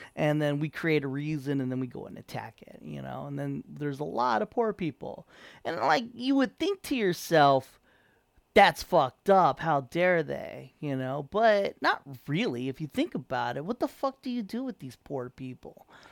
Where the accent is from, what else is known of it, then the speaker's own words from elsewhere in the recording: San Diego, California, United States; moved away as an adult; I came from San Diego